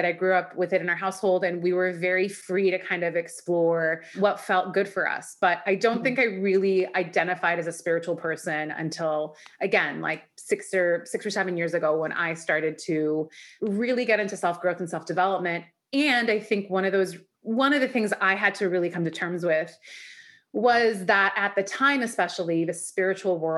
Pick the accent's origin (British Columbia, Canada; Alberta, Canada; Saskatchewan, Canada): British Columbia, Canada; Vancouver; born or raised there; also born or lived in Iran